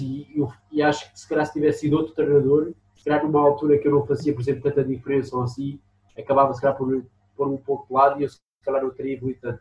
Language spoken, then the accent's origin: Portuguese; Lisbon, Portugal; also born or lived in Aveiro; eu nasci em Lisboa, depois vivi a Aveiro